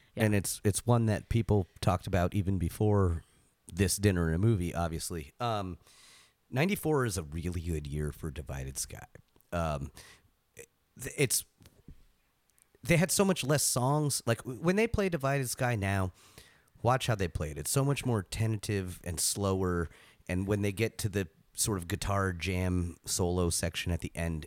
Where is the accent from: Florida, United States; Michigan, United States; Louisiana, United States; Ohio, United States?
Florida, United States; Gainesville; I grew up in Gainesville, Florida